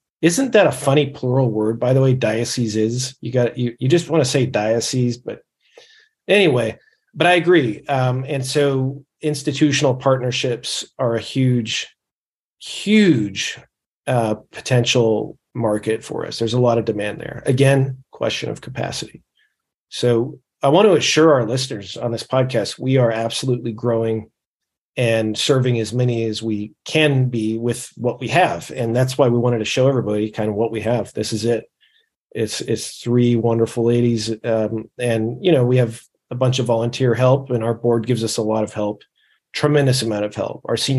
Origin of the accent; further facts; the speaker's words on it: California, United States; Before that, I grew up in California, you know, was raised a Catholic, I guess, nominally.